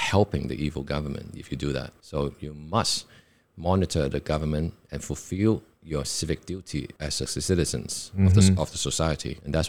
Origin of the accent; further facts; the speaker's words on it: China; English is a second language; And now I understand, because like growing up in China, in communist controlled China, of course everything is political.